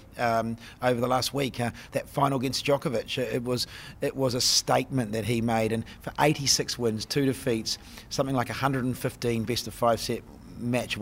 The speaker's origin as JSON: {"language": "English", "region": "Auckland", "country": "New Zealand", "tie": "born or raised there", "said": "Auckland, my hometown"}